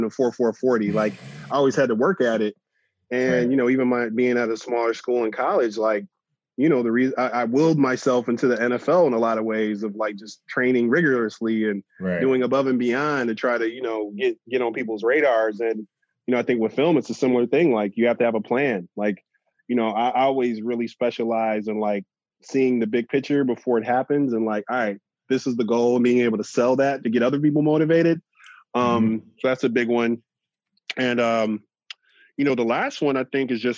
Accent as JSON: {"language": "English", "town": "Chicago", "region": "Illinois", "country": "United States", "tie": "born or raised there", "said": "growing up in Chicago"}